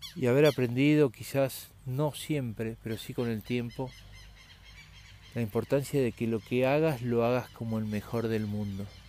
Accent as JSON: {"language": "Spanish", "country": "Argentina", "said": "somos argentinos"}